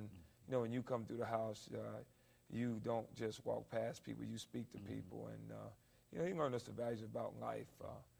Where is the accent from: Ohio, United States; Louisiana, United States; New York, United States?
Ohio, United States; Dayton; moved away as an adult; also born or lived in Springfield, Ohio / Nebraska; I'm originally born in Springfield, Ohio, from a family of nine boys. I'm the fourth oldest.